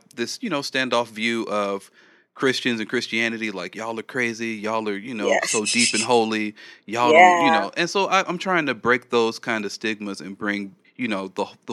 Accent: California, United States; I'm from California

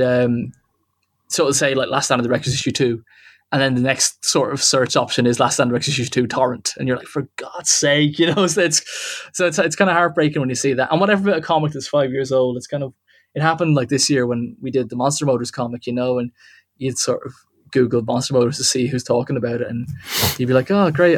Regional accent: Wexford, Leinster, Ireland; now in Dublin, Ireland; I live in Dublin, but I'm not from Dublin. Okay. I'm from. Okay. I'm from a place called Wexford, which is in the southeast of Ireland

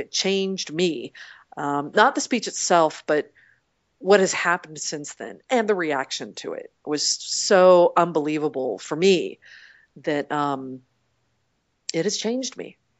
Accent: Portland, United States; moved away; I grew up in Portland and my parents still live there

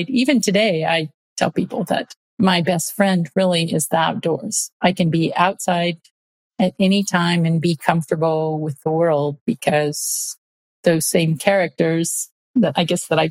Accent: Midwest, United States; So as a young kid, I grew up in the Midwest, and about third grade, we moved from the city to the country

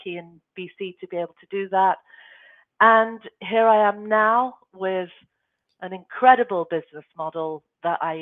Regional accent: Nairobi, Kenya; also born or lived in United Kingdom / Europe; now in Canada; I was born in the UK. I was raised in East Africa in Nairobi

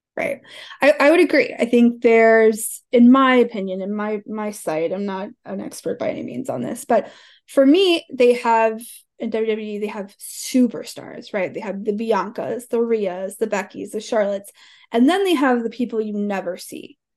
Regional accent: Alabama, United States; 'Cause it, it's all that we do down there

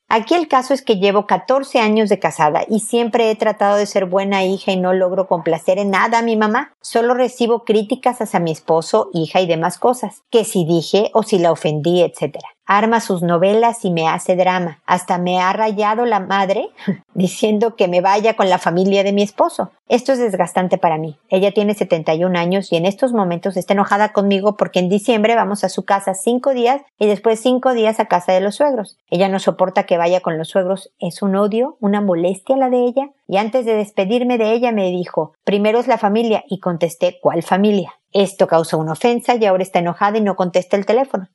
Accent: Mexico

